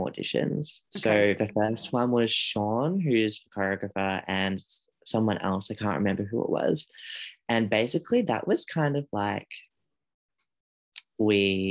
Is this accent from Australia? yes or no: yes; Australia; I'm Australian